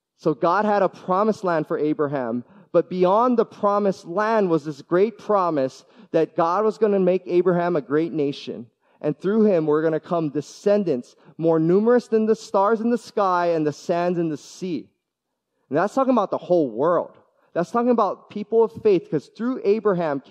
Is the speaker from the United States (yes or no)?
yes; Hawaii, United States; moved away; also born or lived in US mainland; I love being born and raised in Hawaii. I got to spend a decade on the mainland as well